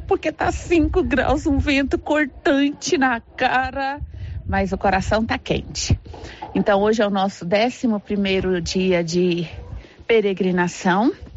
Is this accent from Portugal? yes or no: no; Central-West Brazil, Brazil; nós que somos do Centro-Oeste, os mato-grossenses